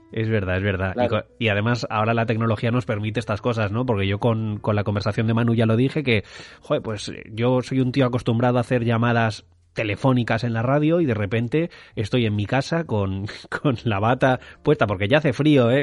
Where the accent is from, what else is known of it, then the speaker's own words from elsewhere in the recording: Madrid, Community of Madrid, Spain; moved away as an adult; now in Mallorca, Spain; yo soy madrileño, ahora mismo eh, viviendo en Mallorca